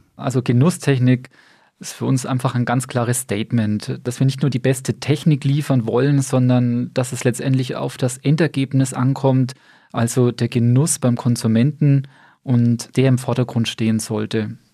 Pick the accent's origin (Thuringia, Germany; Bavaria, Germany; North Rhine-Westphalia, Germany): Bavaria, Germany; Bamberg; also born or lived in Stuttgart; gebürtiger Bamberger, verheiratet und Vater dreier Kinder. Ja, und mein Werdegang ist eigentlich auch sehr überschaubar. Bin hier in Bamberg zur Schule gegangen